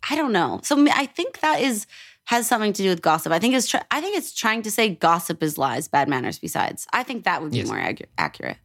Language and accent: English; Edmonton, Alberta, Canada; also born or lived in Toronto; now in Los Angeles, United States; I'm from Edmonton, yes. But I used to live in Toronto